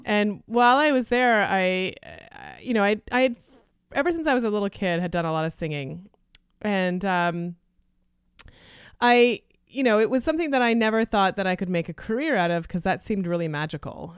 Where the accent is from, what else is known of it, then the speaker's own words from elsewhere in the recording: Canada; first language Lithuanian; English is a second language; moved away; I was born in Canada, and my parents were, um, refugees from Lithuania